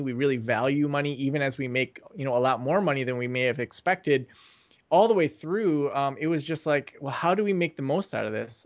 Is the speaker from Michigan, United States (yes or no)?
yes; Traverse City, Michigan, United States; moved away; also born or lived in Kalamazoo; move back to my hometown of Traverse City